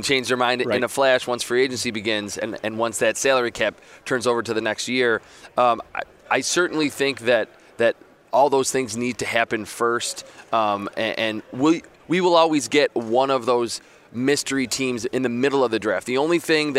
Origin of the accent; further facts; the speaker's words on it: Buffalo, New York, United States; I'm from Buffalo.